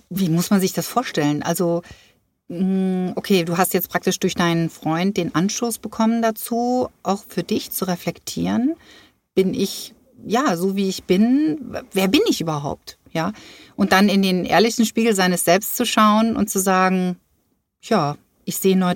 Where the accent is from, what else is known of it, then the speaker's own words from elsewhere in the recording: Groß Grönau, Schleswig-Holstein, Germany; Also ich komme aus Großgrönau.